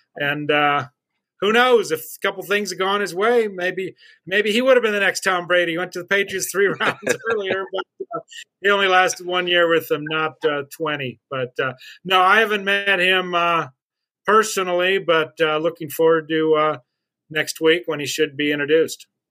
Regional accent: Albuquerque, New Mexico, United States; also born or lived in Minnesota; now in Saint Paul, United States; I went back to my hometown of uh, Albuquerque, New Mexico

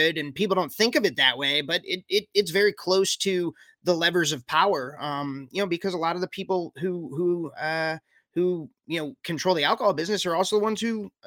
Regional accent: New Jersey, United States; moved away as an adult; also born or lived in Connecticut / New York City; now in South Carolina, United States; So I was born in Connecticut and I grew up in New Jersey, and was in New York City after college for about a decade. And then only recently moved down to South Carolina about 3.5 years ago.

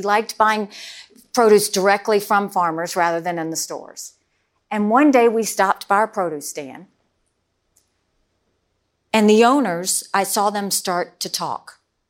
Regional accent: South Carolina, United States; I mean, it was a small, rural, southern town, 2,500 people, two stoplights.

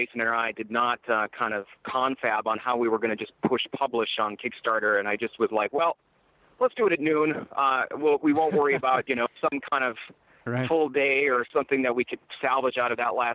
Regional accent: Iron Mountain, Michigan, United States; now in Los Angeles, United States; I've been out here in my hometown in Iron Mountain

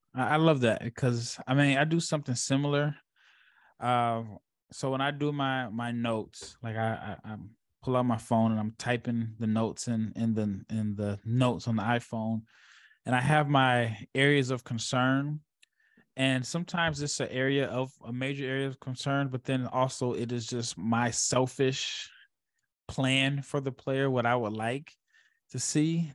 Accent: Omaha, Nebraska, United States; now in Dallas, United States; I live in Dallas, but I'm I'm from Omaha, born and raised

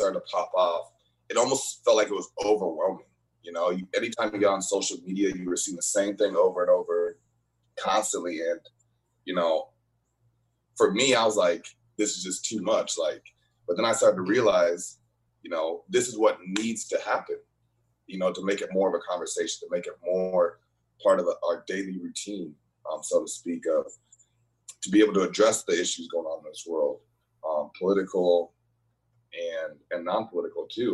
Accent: Urbandale, Iowa, United States; moved away as an adult; also born or lived in Green Bay, Wisconsin; growing up in Urbandale, I always tell people we are the whitest black school and the blackest white school

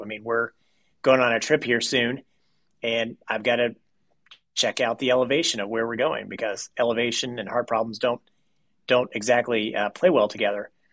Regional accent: Owensboro, Kentucky, United States; I was born in Owensboro, Kentucky

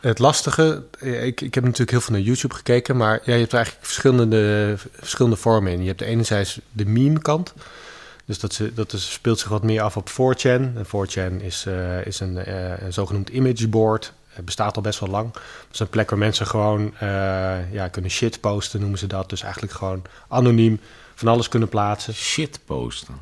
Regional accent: Netherlands; ik ben gewoon in Nederland geboren, ik ben bij mijn moeder opgegroeid. Dus ik voel mij Nederlands, ik praat niet eens Grieks.

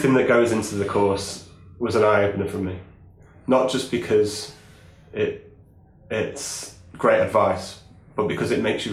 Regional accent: England, United Kingdom

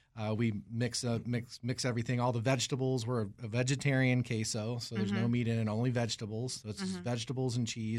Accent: New Mexico, United States; I spent a lot of time in Mexico as well growing up in New Mexico.

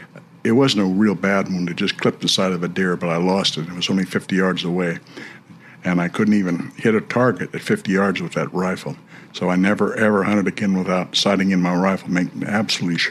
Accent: Chico, California, United States; I was born in Chico, California in 1939, July 31st

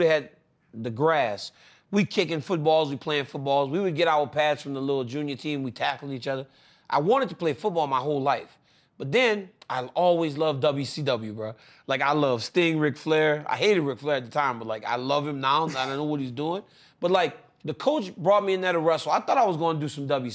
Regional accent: Lafayette, Louisiana, United States; moved away; I was from Lafayette

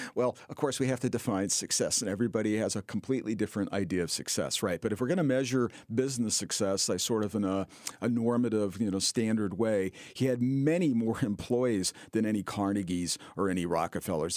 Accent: California, United States; being a Californian

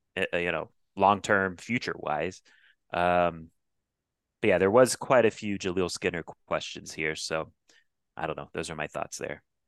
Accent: Florida, United States; I grew up in Florida

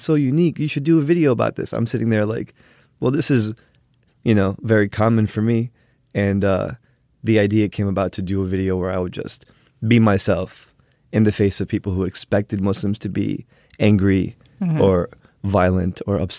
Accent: New Jersey, United States; I'm from Jersey.

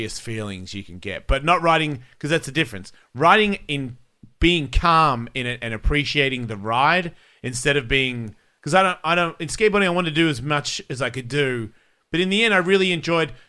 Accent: Australia; moved away; I'm from Australia

